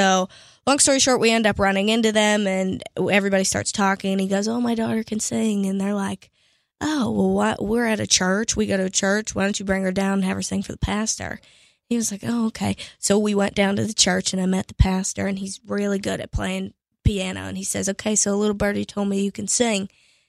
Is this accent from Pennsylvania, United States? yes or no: yes; Pittsburgh, Pennsylvania, United States; So I'm originally from Pittsburgh, Pennsylvania.